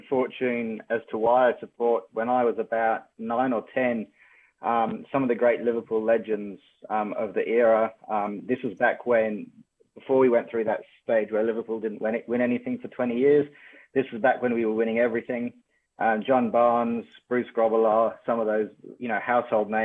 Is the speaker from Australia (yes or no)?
no; Kenya; moved away; also born or lived in United Kingdom; as a kid, I grew up in Kenya and then went to school in the UK